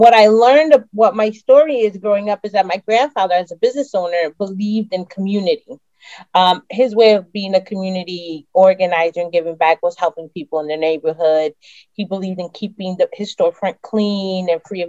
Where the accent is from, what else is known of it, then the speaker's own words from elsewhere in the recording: Bridgeport, Connecticut, United States; I have lived in Bridgeport all of my life